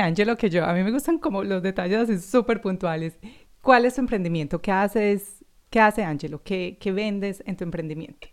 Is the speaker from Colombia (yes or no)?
yes; Medellín, Antioquia, Colombia; now in Australia; yo soy colombiana también de Medellín